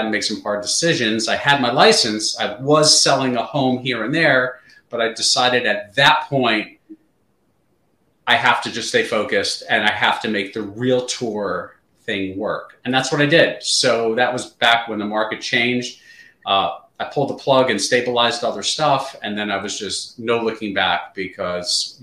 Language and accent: English; New York City, New York, United States; moved away as an adult; now in Southern New Jersey, United States; Grew up in the New York City area